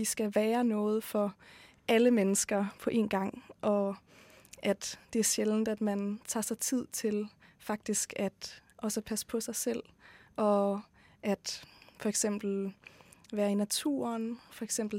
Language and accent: Norwegian; Denmark; fra Danmark.